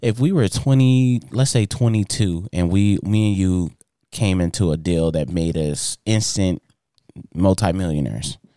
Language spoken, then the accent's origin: English; Inglewood, California, United States; I grew up in Inglewood, California.